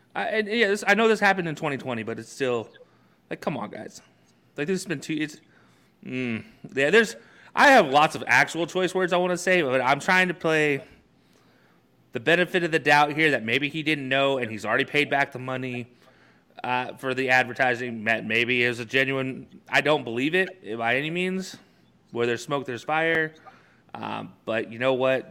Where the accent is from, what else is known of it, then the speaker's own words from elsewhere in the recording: Alabama, United States; growing up in Alabama